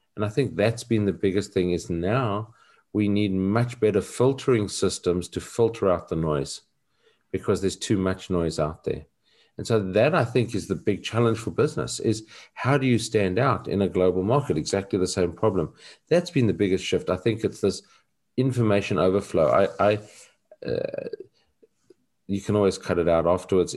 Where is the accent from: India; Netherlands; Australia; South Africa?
South Africa; growing up in South Africa and having a different narrative